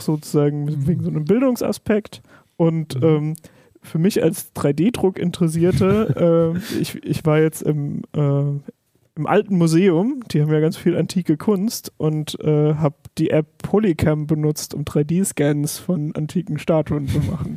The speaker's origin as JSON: {"language": "German", "area": "Palatinate Forest", "region": "Rhineland-Palatinate", "country": "Germany", "said": "ich komme zum Beispiel aus dem Pfälzerwald"}